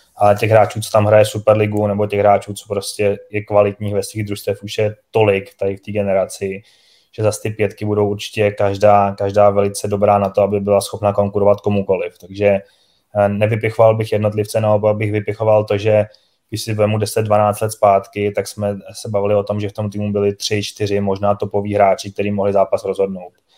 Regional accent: Czechia; My máme obrovskou výhodu jako Češi

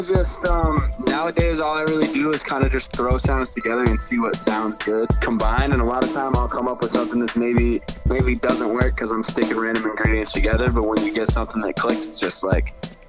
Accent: Hampden, Maine, United States; So I grew up in Hampton, Maine, right outside of Bangor.

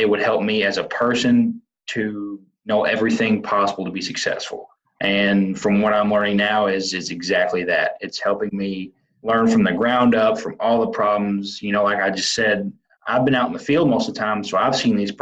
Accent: Western Kentucky, United States; I'm originally from Western Kentucky

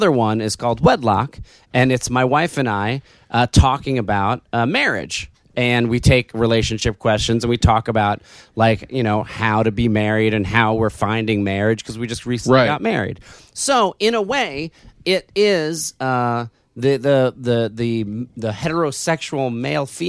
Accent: New Jersey, United States; moved away; also born or lived in New York; I lived in New York for so long and I grew up in New Jersey

